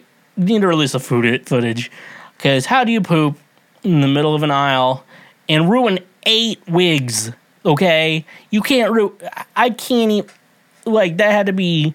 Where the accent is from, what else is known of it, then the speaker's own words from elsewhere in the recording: Kansas, United States; from my home state, Kansas, Wichita. I lived on the complete opposite of Wichita